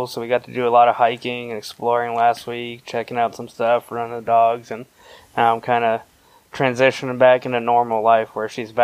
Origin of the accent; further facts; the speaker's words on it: Miami, Florida, United States; moved away as an adult; I grew up in South Florida, like the Everglades, South Florida, set like southern Miami